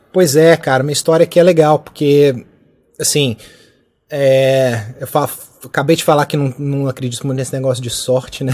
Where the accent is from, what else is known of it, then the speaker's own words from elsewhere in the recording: Brazil; moved away as an adult; now in United Kingdom; a gente brasileiro